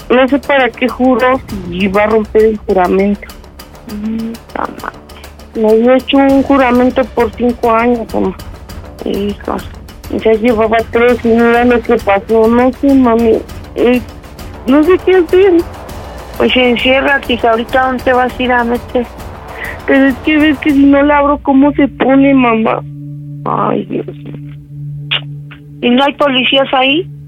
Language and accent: Spanish; Tlaxcala, Mexico; Yo soy de Santorum, Tlaxcala.